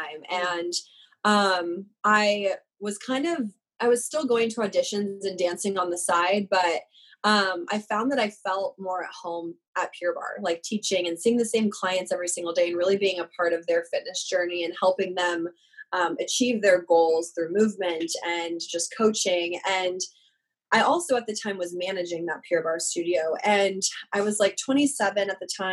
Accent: Overland Park, Kansas, United States; moved away as an adult; also born or lived in Arizona; I grew up in Kansas. I'm from Overland Park, Kansas. I lived there my entire life, pretty much

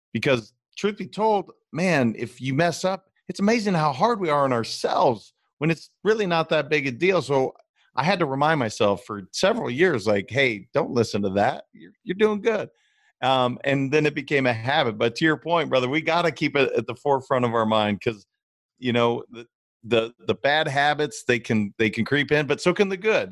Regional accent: Montana, United States; I'm from Montana

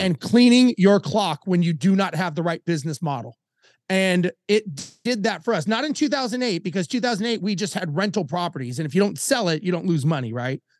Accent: Los Angeles, California, United States; moved away; I grew up in Los Angeles

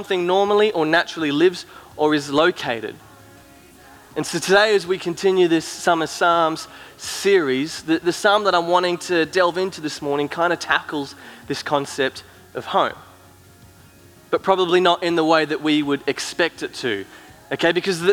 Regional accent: Cairns, Queensland, Australia; also born or lived in Gold Coast; now in Brisbane, Australia; me and Soph, we grew up in Cairns, up in far north Queensland, and then we moved down to Brisbane and the Gold Coast where we kind of live now

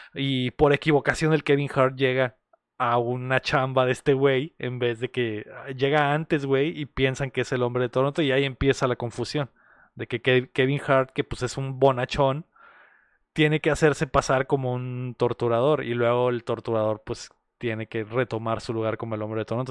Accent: Mexico; nosotros como mexicanos

